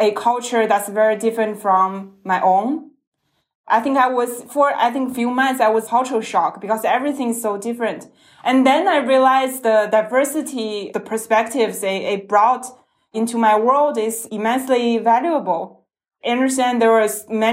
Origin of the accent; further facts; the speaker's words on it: Jilin, China; moved away as an adult; also born or lived in Beijing; now in Shanghai, China; So I was born and raised in the northern province of China. It's Jilin province.